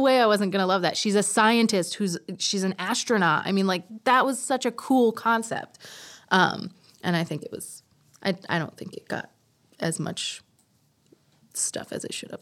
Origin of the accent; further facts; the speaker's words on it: New York City, New York, United States; I am also from Queens